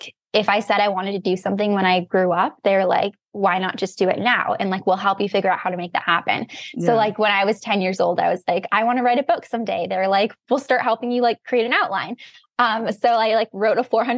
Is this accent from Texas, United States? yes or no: no; Santa Barbara, California, United States; moved away as an adult; now in Cambridge, United States; I'm from Santa Barbara, California.